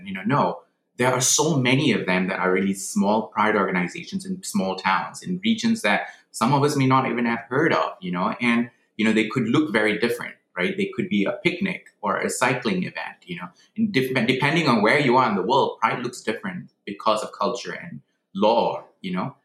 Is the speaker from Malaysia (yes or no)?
yes; Malaysia; moved away as an adult; now in United States; I was actually born in Malaysia. I grew up in Malaysia.